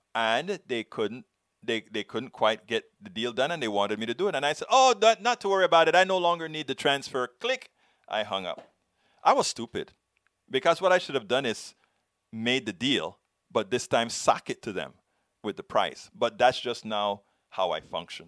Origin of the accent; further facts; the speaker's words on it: United States; I am an American, progressive American